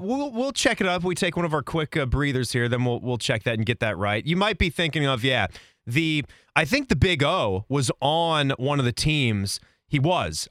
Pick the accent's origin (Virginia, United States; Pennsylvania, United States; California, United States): Virginia, United States; now in Central Ohio, United States; when I grew up in Virginia